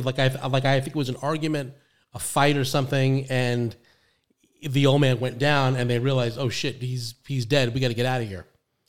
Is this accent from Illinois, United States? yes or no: no; New York City, New York, United States; now in Florida, United States; I'm the Bronx too